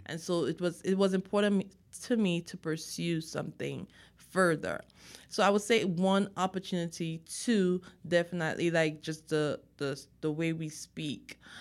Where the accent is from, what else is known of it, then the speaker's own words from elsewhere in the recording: Dominica; moved away as an adult; also born or lived in Texas; now in United States; I am from the Caribbean, an island called Dominica